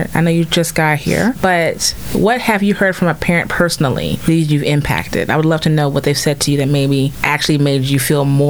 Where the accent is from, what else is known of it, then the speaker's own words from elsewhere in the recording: Baytown, Texas, United States; Being someone who was born and raised in Baytown, I can say in my young years, you may have not felt heard, but I can also say now that I work for the city